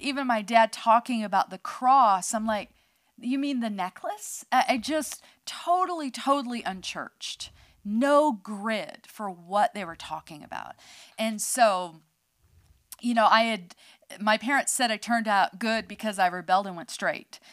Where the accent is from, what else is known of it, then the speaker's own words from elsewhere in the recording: outside San Francisco, California, United States; I was born in California, outside of um, San Francisco